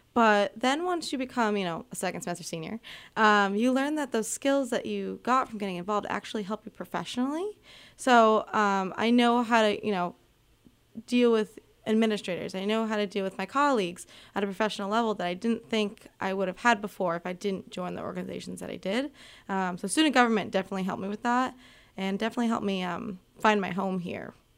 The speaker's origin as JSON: {"language": "English", "area": "Gillum", "region": "Massachusetts", "country": "United States", "moved": "as an adult", "lives_now": "Keene, United States", "said": "I'm originally from Gillum, Massachusetts, which isn't too far from here at all"}